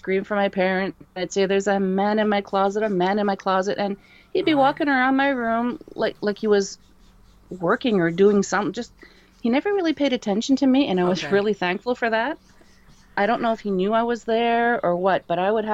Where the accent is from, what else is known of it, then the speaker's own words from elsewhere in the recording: Dieppe, New Brunswick, Canada; up on the east coast of Canada in a province called New Brunswick. And the town that we lived in, Dieppe